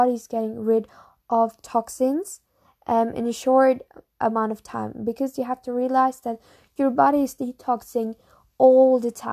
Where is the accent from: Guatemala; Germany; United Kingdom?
Germany; Munich, Bavaria; English is a second language; I'm from Munich, from Germany